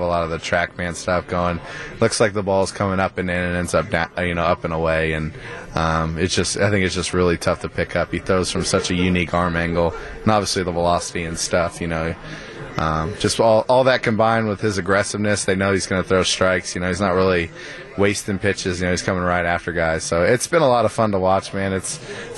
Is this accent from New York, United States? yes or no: no; Houston, Texas, United States; I'm from Houston